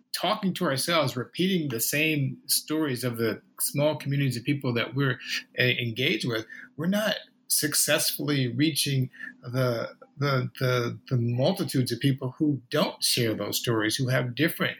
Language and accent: English; St. Louis, Missouri, United States; moved away; also born or lived in Clearwater, Florida; I grew up in St. Louis, Missouri, and then in Clearwater, Florida